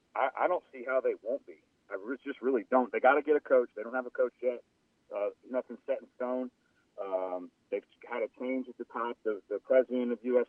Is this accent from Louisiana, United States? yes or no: yes; New Orleans, Louisiana, United States; I played soccer in high school uh, growing up in New Orleans